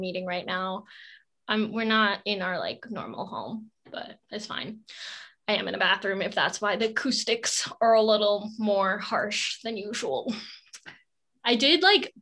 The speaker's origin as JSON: {"language": "English", "country": "United States", "said": "as an Indian American"}